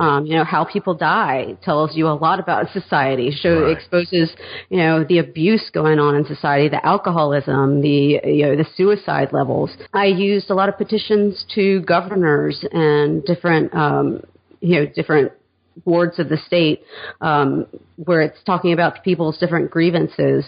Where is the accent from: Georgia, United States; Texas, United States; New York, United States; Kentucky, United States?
Georgia, United States; Atlanta; also born or lived in Hattiesburg, Mississippi / South Carolina; I grew up mainly in the suburbs of Atlanta and in Atlanta itself